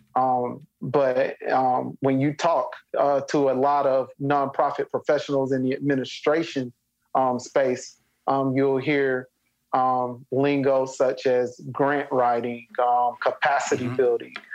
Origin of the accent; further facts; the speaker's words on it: Spartanburg, South Carolina, United States; my hometown in Spartanburg